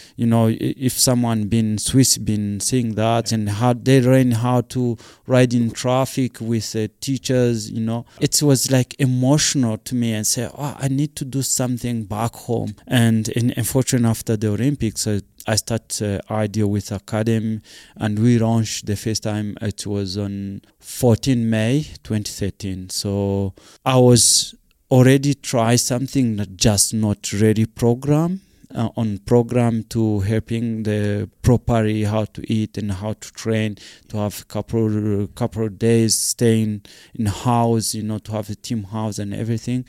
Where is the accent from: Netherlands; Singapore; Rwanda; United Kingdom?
Rwanda; moved away as an adult; also born or lived in South Africa; I'm come from Rwanda